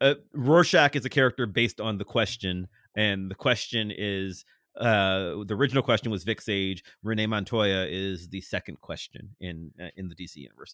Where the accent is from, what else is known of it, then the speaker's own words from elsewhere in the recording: Cleveland, Ohio, United States; moved away as an adult; now in Pittsburgh, United States; I grew up in Cleveland.